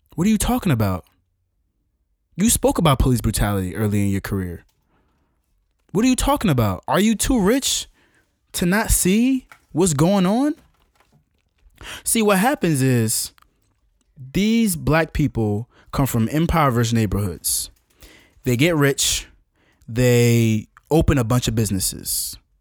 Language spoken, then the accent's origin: English; United States